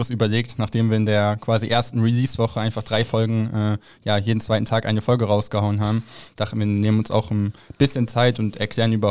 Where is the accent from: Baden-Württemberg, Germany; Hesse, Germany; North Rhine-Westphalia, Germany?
North Rhine-Westphalia, Germany; Rheine; Ich bin in, in Rheine aufgewachsen, falls das irgendjemand was sagt.